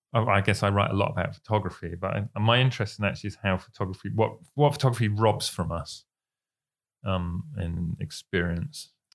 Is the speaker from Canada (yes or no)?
no; United Kingdom; we're British